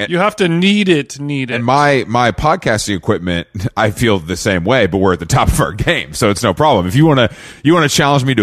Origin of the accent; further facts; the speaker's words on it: the South, United States; And I grew up in the South, and I think we have a similar.